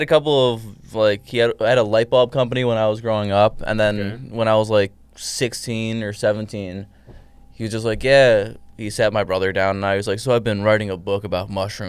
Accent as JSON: {"language": "English", "town": "Chicago", "region": "Illinois", "country": "United States", "tie": "born or raised there", "said": "I grew up in Chicago."}